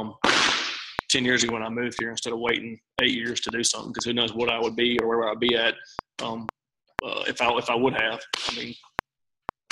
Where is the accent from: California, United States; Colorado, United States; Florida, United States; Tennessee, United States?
Tennessee, United States; Memphis; moved away; also born or lived in Northeast Mississippi; Born and raised in Memphis